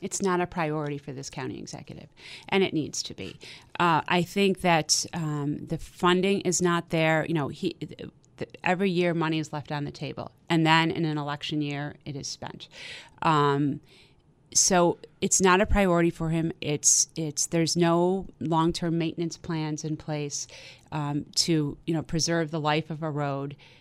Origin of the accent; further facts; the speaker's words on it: Amherst, New York, United States; moved away as an adult; now in Hamburg, United States; I grew up in Amherst. My dad's a South Buffalo guy. Um, and I grew up in Amherst